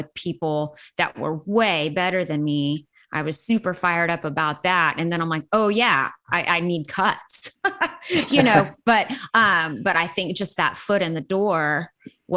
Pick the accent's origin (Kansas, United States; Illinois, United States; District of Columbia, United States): Kansas, United States; Pittsburg; moved away as an adult; now in Nashville, United States; grew up in Southeast Kansas, a town called Pittsburgh.